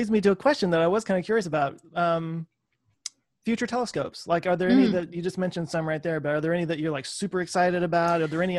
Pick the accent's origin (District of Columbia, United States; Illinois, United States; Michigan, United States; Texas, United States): Texas, United States; I'm from Texas, and it's super flat here.